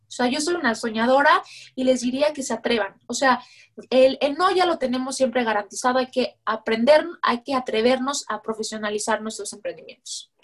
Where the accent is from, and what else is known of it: Mexico